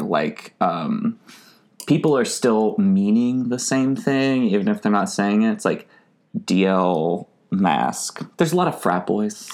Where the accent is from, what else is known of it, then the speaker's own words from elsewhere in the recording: Arkansas, United States; as like a queer person growing up in Arkansas